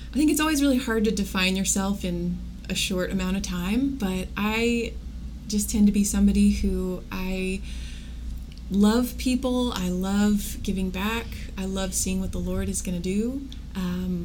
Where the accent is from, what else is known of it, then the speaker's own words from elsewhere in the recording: Wichita, Kansas, United States; I grew up in Wichita, so I felt like I had a pretty good sense of what was around here